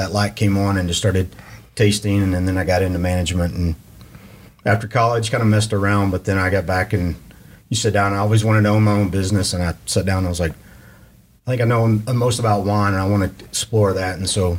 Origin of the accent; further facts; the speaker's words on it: Graham, Texas, United States; I grew up in Graham, Dry County